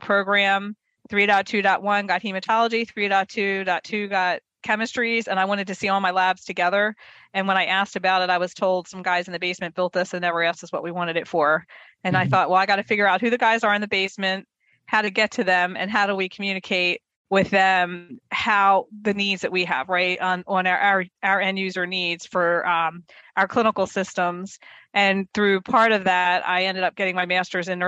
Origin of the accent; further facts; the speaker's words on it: Baltimore, Maryland, United States; I was born and raised in Baltimore, Maryland